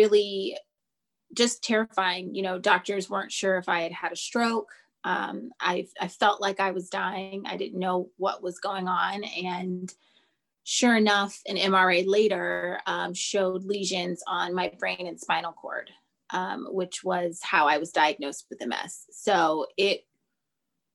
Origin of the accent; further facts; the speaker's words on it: Los Angeles, California, United States; I am from Los Angeles, California